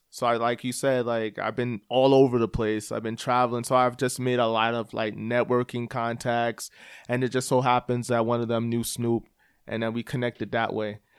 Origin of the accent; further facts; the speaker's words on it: New York City, New York, United States; moved away as an adult; also born or lived in Toronto, Canada / London, England; now in El Paso, United States; from Staten Island originally.